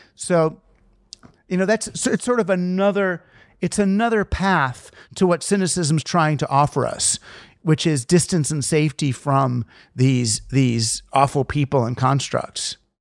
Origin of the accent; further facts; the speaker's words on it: New York, United States; I'm from New York